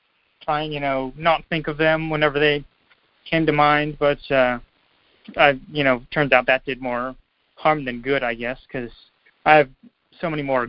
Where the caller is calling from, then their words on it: Pittsburgh, Pennsylvania, United States; I'm calling from Pittsburgh.